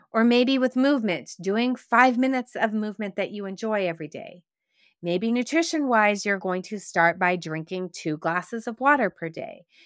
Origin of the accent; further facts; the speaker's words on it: Quebec, Canada; growing up in Quebec, where we used to go on field trips and we would go sugaring off